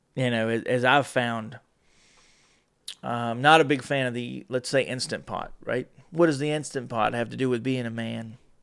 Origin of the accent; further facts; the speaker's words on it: North Carolina, United States; I'm from North Carolina.